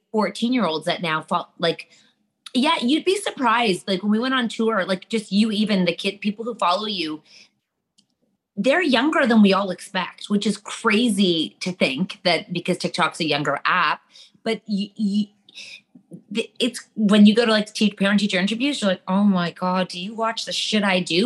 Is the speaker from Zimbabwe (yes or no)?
no; Canada; yeah, we're Canadian.